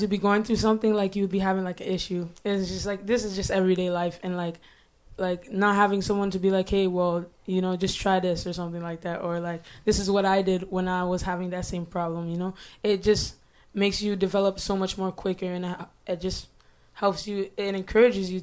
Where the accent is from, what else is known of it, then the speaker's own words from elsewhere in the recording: Ottawa, Ontario, Canada; I was born and raised in Ottawa.